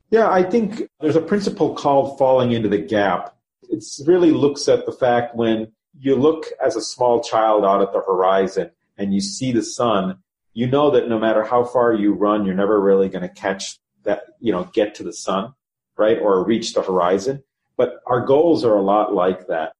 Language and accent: English; Chicago, Illinois, United States; also born or lived in Cincinnati; I was born in Cincinnati. I have one sibling, one sister. Grew up here in the in the Chicago market